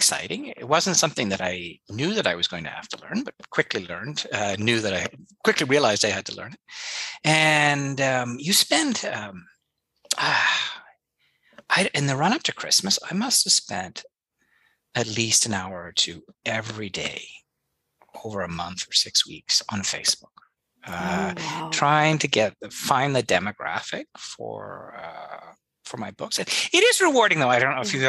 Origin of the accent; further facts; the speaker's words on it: England, United Kingdom; an English Protestant